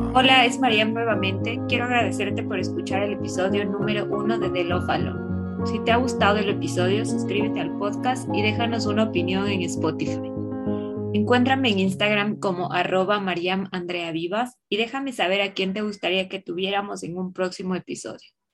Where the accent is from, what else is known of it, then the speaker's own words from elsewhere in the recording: Quito, Pichincha, Ecuador; Yo soy de Ecuador, de Quito